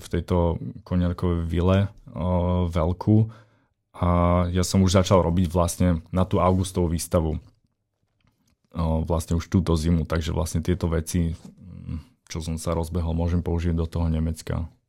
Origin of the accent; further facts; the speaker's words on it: Slovakia; keď som prišiel na Slovensko k sebe domov